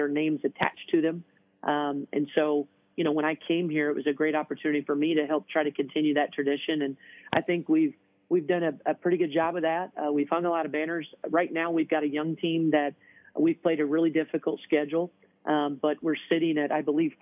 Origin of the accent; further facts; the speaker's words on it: Southern Indiana, United States; moved away as an adult; now in Toledo, United States; I'm from Southern Indiana, and I played at Purdue